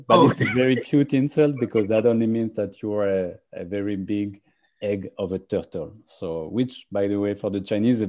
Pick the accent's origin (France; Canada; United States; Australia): France; English is a second language; also born or lived in England; now in Cyprus; I'm French, and I actually, like all the stupid Frenchmen, I started learning English when I was like 14 or 15 years old.